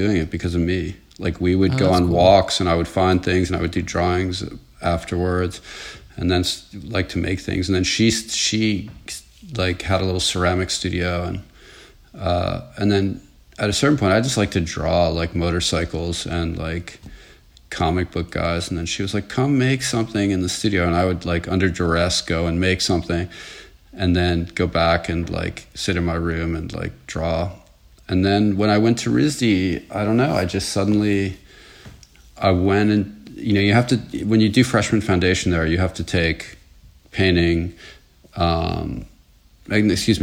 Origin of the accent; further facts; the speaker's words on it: Croton-on-Hudson, New York, United States; also born or lived in Sleepy Hollow, New York; I was born there and I grew up in Croton-on-Hudson, a few towns to the north